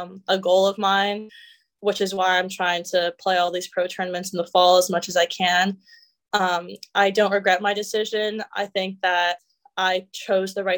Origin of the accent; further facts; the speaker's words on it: Canada; moved away as an adult; now in United States; I'm Canadian